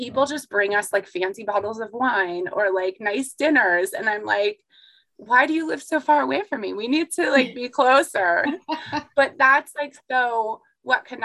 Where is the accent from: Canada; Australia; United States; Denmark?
United States; the South; I'm from the South